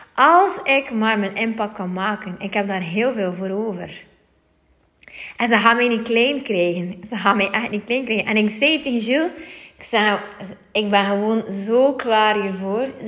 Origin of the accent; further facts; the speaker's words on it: West Flanders, Belgium; accent: West Flemish; ik ben een West-Vlaamse en ik vind het soms ook boertig klinken